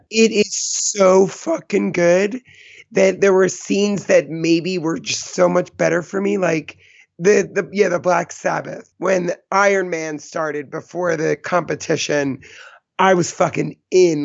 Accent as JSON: {"language": "English", "region": "East Coast", "country": "United States", "said": "I'm from the East Coast"}